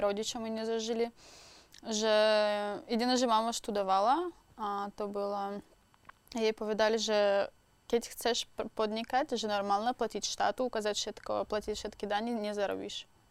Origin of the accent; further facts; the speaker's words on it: Moscow, Russia; Slovak is a second language; moved away as an adult; also born or lived in Krasnoyarsk, Russia / Czech Republic; now in Slovakia; od základnej školy bývam v Moskve. Tak ja som vyrastala celý život že v Moskve a potom som sa presťahovala